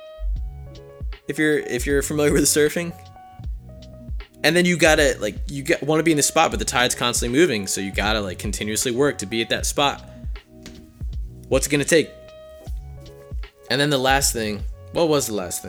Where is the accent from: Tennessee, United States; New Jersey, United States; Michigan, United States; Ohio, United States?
New Jersey, United States; also born or lived in Philadelphia area; now in Harrisburg, United States; I grew up in New Jersey